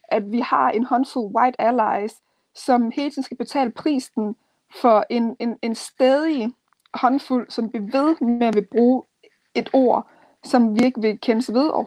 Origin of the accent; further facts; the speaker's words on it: Denmark; jeg er opvokset her i Danmark, øh, og jeg er dansk, men min rødder er stadigvæk afrikansk. Så jeg er dansk-afrikansk, jeg er afrikansk-dansk.